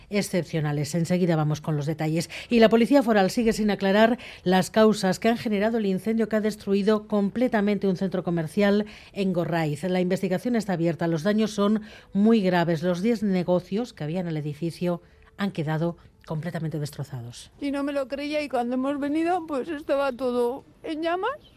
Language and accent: Spanish; Bilbao, Basque Country, Spain; Soy de Casco Viejo, nacida en Casco Viejo